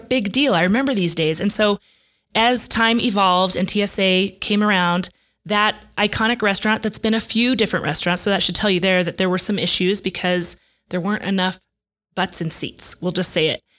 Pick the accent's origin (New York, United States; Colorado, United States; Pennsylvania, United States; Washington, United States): Colorado, United States; Denver; moved away as an adult; now in New Mexico, United States; growing up in Denver